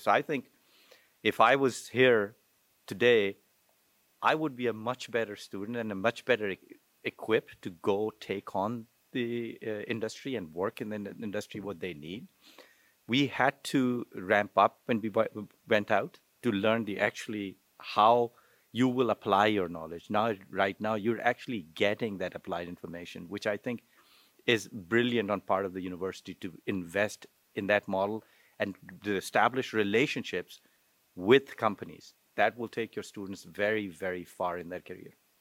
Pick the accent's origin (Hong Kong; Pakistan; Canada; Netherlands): Pakistan; moved away as an adult; also born or lived in Wichita; I'm originally from Pakistan